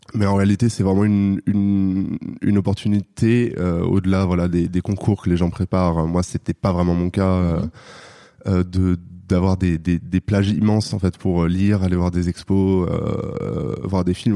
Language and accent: French; Paris, Île-de-France, France; je viens de Paris